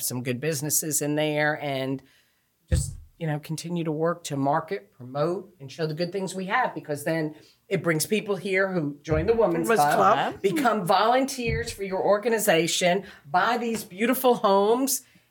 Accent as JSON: {"language": "English", "region": "New York", "country": "United States", "tie": "born or raised there", "moved": "as an adult", "lives_now": "New Bern, United States", "said": "I grew up right outside of New York City"}